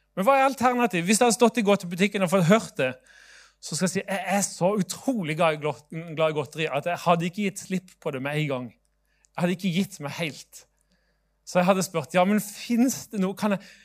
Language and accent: Norwegian; Sørlandet, Norway; now in Bergen, Norway; jeg er jo sørlending sjøl